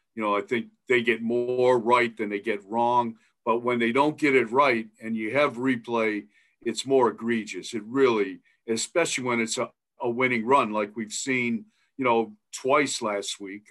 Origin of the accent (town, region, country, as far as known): Milan, Ohio, United States; born or raised there; moved away as an adult; now in Idaho, United States